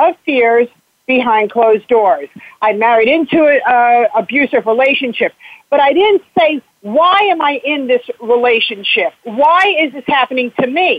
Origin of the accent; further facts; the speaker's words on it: South Florida, United States; moved away as an adult; also born or lived in New York / New Hampshire; because I grew up down here. When I was 11 years old, I moved from New York to Florida. And for 33 years, I resided here